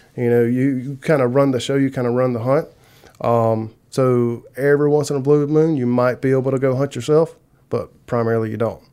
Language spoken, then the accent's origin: English; South Carolina, United States; moved away as an adult; now in LaGrange, United States; I'm originally from South Carolina